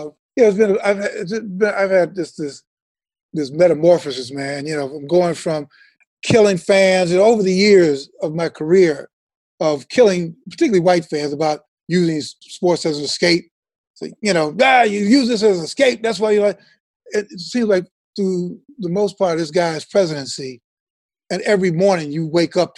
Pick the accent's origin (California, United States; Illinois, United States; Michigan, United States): Illinois, United States; Chicago; we grew up in Chicago